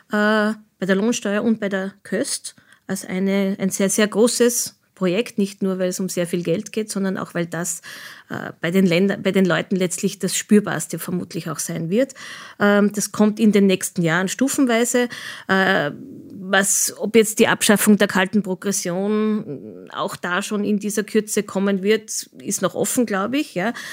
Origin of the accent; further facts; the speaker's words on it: Austria; an denen wir uns auch europapolitisch sehr stark auch als, Österreich, als Österreicher einbringen können.